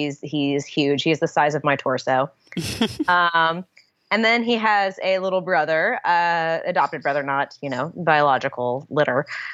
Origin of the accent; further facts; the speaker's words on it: Los Angeles, California, United States; accent: Valley girl; But, I slip back into my Valley girl. I am a veritable Valley girl. I was born and raised in the Valley. When I was young, I felt like I really didn't belong in LA in any way, shape or form.